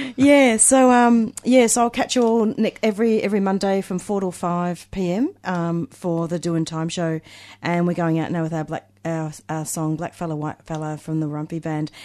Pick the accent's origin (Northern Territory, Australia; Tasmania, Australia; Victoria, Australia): Victoria, Australia; Melbourne; also born or lived in Reservoir; I used to go to school in Coburg